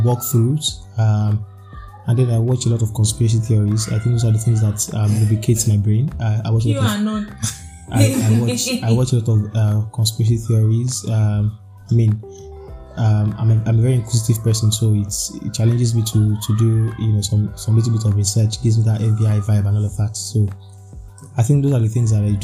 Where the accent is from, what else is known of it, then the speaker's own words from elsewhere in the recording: Nigeria; being a Nigerian and being an Arsenal fan